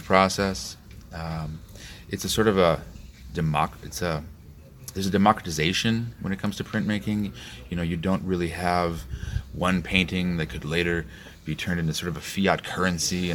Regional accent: Chicago, Illinois, United States; moved away; I'm from Chicago. We have about 1.2 million Polish people

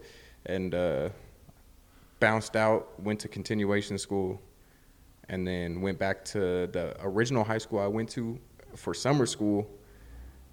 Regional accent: Riverside, California, United States; also born or lived in Moreno Valley, California; I'm from Riverside, California, born and raised

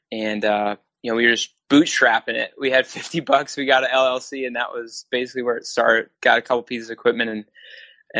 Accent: Wisconsin, United States; moved away as an adult; now in New Jersey, United States; I'm not originally from New Jersey, I'm from Wisconsin

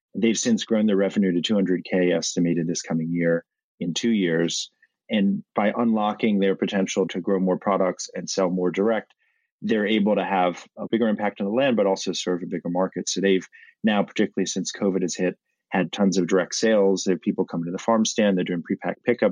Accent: Washington, District of Columbia, United States; I grew up in Washington, D.C one generation off the farm like many

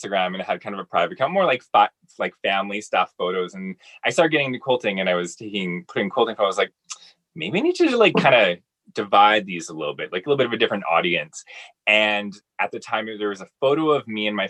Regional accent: Summerland, British Columbia, Canada; moved away; growing up in Summerlin, British Columbia

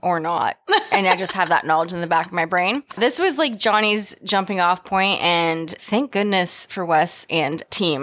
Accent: California, United States; we're also from California

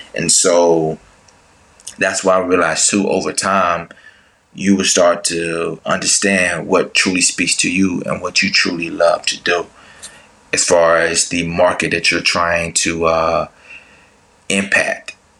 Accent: Tuscaloosa, Alabama, United States; moved away as an adult; also born or lived in Atlanta, Georgia; I grew up in Tuscaloosa, Alabama. And once I graduated high school, I came to Atlanta, Georgia

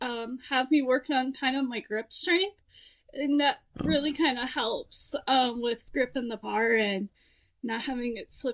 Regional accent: California, United States; also born or lived in Nebraska / Washington; So, I'm originally from Southern California. My father was actually in the Navy, so I moved around a lot, and we were stationed in Nebraska, and then he got stationed in Washington State

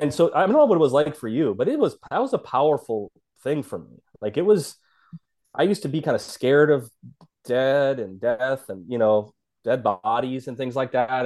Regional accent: South Dakota, United States; I'm from South Dakota, this kinda small, you know, small state

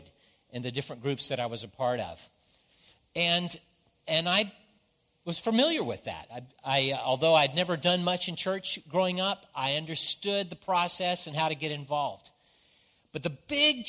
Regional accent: the South, United States; I grew up in the South, so there's certain things that I say that not everybody understands

